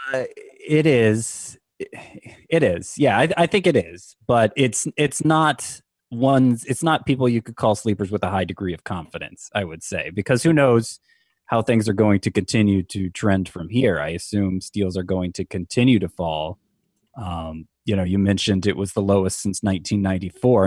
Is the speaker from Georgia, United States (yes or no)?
yes; Georgia, United States; now in South Florida, United States; I grew up in Georgia